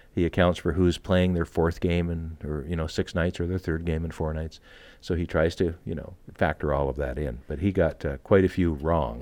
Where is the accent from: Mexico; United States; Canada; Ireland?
Canada